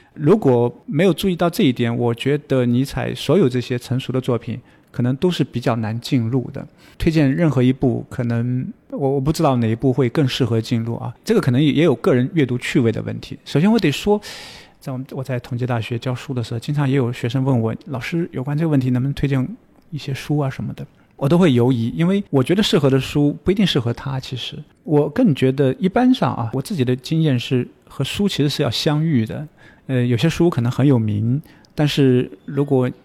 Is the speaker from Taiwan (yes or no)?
no; China; 我们中国人